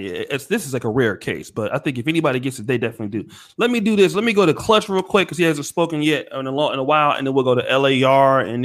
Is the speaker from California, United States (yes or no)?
yes; Sacramento, California, United States; I'm from Sacramento